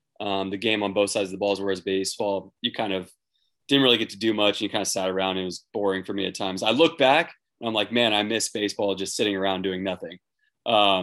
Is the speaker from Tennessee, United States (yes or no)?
no; Irvine, California, United States; But Irvine was a bubble. Grew up there my entire